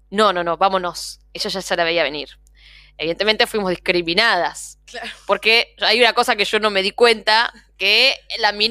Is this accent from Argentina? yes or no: yes; Buenos Aires Province, Argentina; No soy de porteña yo. Yo le vengo al conurbano